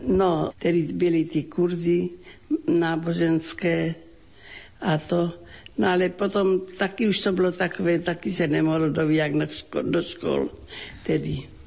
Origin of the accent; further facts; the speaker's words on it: Ratíškovice, South Moravian Region, Czechia; Pocházím z rodiny křesťanské, velmi živá fárnost. To byla obec Ratiškovice na Slovácku, okres Hodonín.